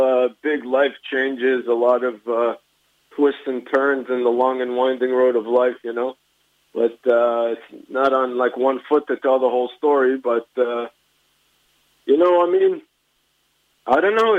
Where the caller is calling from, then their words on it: Israel; also born or lived in Canada; I'm calling from Israel. I made Aliyah from Canada about 5 years ago.